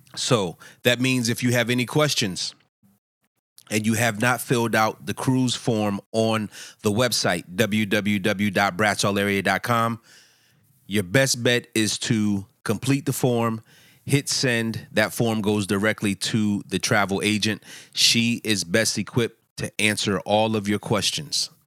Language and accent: English; Philadelphia, Pennsylvania, United States; I'm from Philadelphia